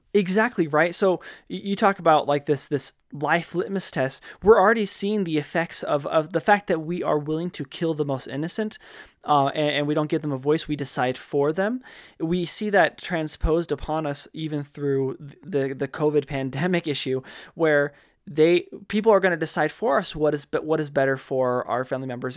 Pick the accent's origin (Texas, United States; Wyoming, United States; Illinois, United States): Wyoming, United States; moved away; I'm from Wyoming, right? Graduated high school from there